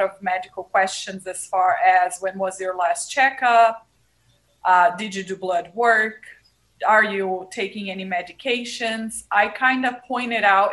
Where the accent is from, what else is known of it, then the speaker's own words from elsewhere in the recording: Brazil; English is a second language; moved away as an adult; now in Nevada, United States; I'm originally from Brazil. I first came to the United States when I was 20, so 20 plus years ago.